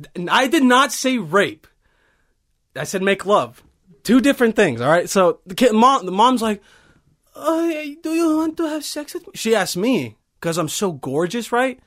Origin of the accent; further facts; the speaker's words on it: Bosnia & Herzegovina; I'm from Bosnia